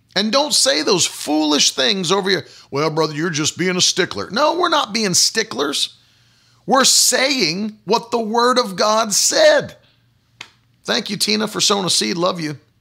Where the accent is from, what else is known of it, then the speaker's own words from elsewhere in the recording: West Virginia, United States; colloquialisms that I grew up with in West Virginia